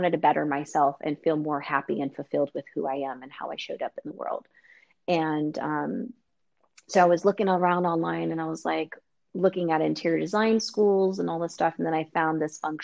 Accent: San Diego, California, United States; in California, where I'm originally from San Diego

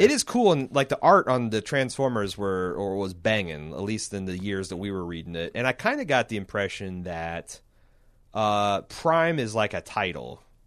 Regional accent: United States; I'm from America

